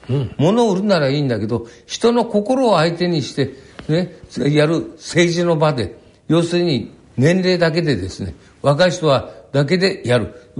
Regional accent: Fukushima, Japan; also born or lived in Shirakawa, Gifu Prefecture, Japan; 岐阜県に生まれてですねそれでお親父の仕事の関係で育ったのが福島

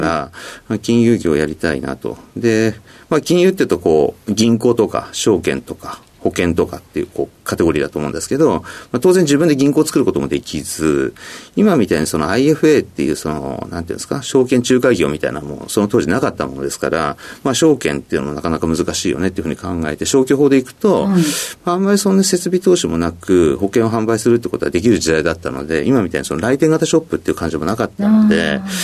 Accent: Sapporo, Hokkaido, Japan; moved away; also born or lived in Tokyo; 北海道の札幌市ですねはい札幌市でもちょっと田舎の方の、えー、山の近くに住んでました

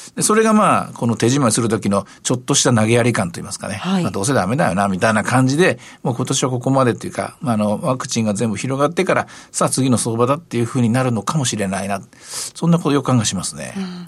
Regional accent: Osaka, Japan; 私の出身の大阪

